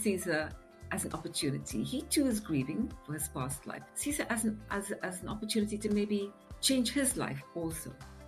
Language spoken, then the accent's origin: English; India; now in United Kingdom; So I'm originally from India, of what I'd say Eurasian parents, not Anglo-Indian, because Anglo-Indian normally means half Indian, half English, and I'm definitely mixed European with some Indian. But I came to England a very long time ago with my family